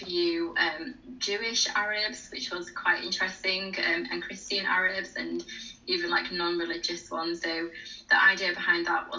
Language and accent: English; England, United Kingdom; I was born and raised in England, but my Arab, like my ethnic groups are Arab.